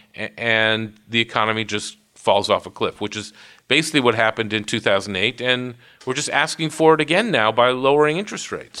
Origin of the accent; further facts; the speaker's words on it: Worcester, Massachusetts, United States; I grew up in Worcester, Massachusetts